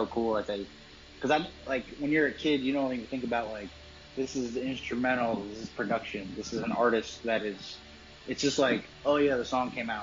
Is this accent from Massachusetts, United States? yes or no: yes; Massachusetts, United States; we're from Shakopee, Massachusetts.